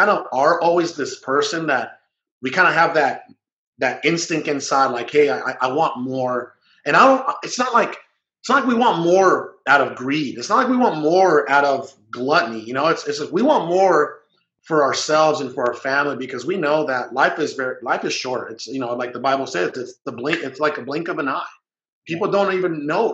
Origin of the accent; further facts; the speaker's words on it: Guaymas, Sonora, Mexico; also born or lived in Hermosillo, Sonora; I was born in Hermosillo, Sonora, which is the capital of Sonora. And believe it or not, as poor as that city is, even though it's the capital, we couldn't even afford to live there. So I moved when I was 2 years old to Guaymas, Sonora